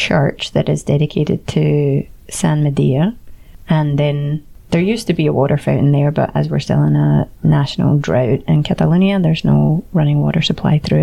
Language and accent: English; Scotland, United Kingdom; first language English; now in Barcelona, Spain; I'm Scottish enough